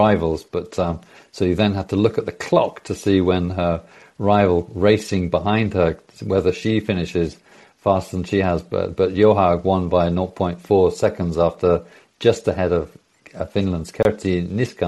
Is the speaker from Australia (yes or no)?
no; United Kingdom; now in Norway; I'm British, but I live here in Norway.